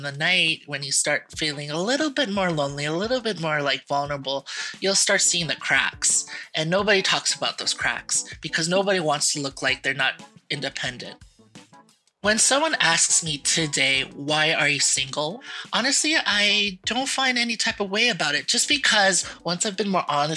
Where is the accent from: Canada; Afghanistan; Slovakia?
Canada; Mississauga, Ontario; I am from Mississauga, Ontario.